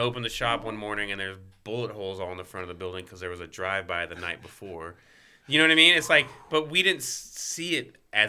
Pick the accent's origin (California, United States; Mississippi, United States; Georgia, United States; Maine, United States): Georgia, United States; Marietta; born there; But I was born in Marietta, Georgia, because I don't know.